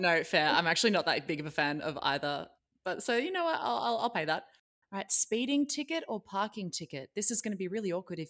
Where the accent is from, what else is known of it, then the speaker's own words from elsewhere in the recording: Melbourne, Victoria, Australia; now in Sydney, Australia; I grew up in Melbourne, but I live in Sydney now.